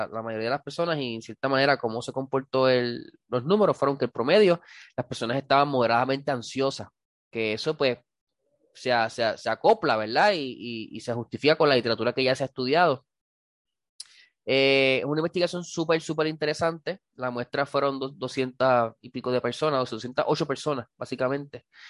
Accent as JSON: {"language": "Spanish", "town": "Cidra", "country": "Puerto Rico", "said": "como decimos en, Sidra, en mi pueblo"}